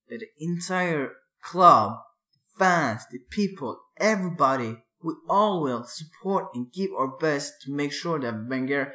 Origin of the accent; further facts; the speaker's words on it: Örebro, Örebro County, Sweden; My hometown